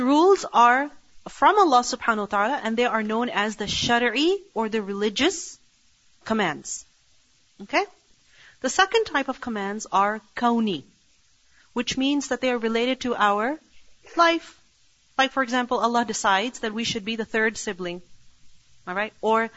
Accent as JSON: {"language": "English", "country": "Pakistan", "tie": "born or raised there", "moved": "yes", "lives_now": "Canada", "said": "I was raised in Pakistan"}